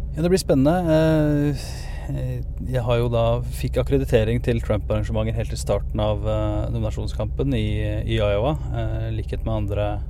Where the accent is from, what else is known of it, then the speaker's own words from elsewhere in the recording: Norway; moved away; når jeg var hjemme i Norge noen, noen uker